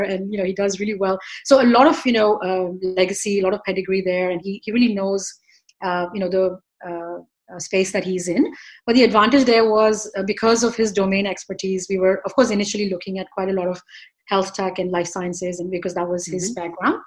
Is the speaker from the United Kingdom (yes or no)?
no; India; moved away as an adult; now in New York, United States; I was born and raised in India. I came here 28 years ago